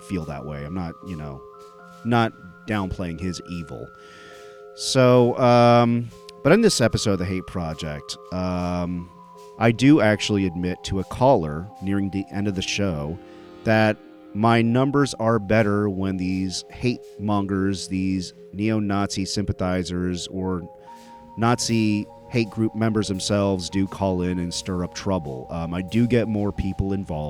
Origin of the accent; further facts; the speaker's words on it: Dallas-Fort Worth area, Texas, United States; my hometown of the Dallas-Fort Worth area